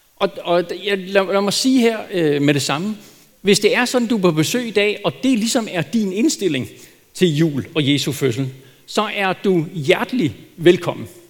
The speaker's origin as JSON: {"language": "Danish", "country": "Denmark", "said": "som danskere"}